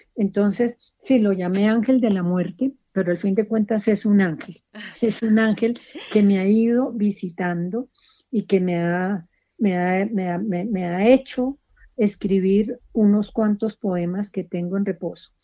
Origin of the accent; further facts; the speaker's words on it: Colombia; nosotros como colombianos crecimos con, con la muerte amenazando en todas partes